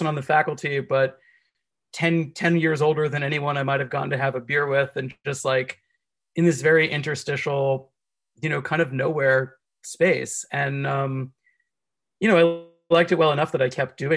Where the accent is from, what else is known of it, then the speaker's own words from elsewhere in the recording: Miami-Dade, Florida, United States; I'm from Miami-Dade